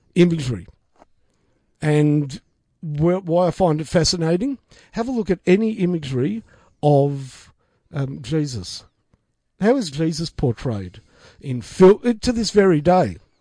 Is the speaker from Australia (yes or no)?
yes; Australia; I identify as an Australian first, foremost and last